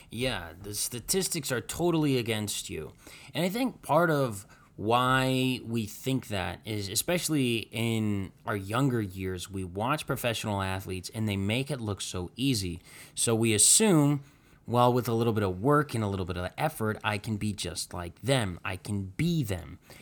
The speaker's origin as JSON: {"language": "English", "town": "Cleveland", "region": "Ohio", "country": "United States", "tie": "born or raised there", "said": "we grew up in Cleveland here"}